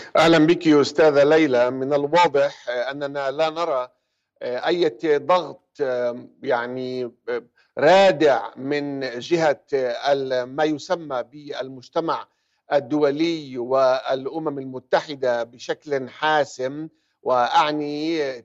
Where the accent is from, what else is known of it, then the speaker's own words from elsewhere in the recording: Palestine; now in United Kingdom; أنا كعربي فلسطيني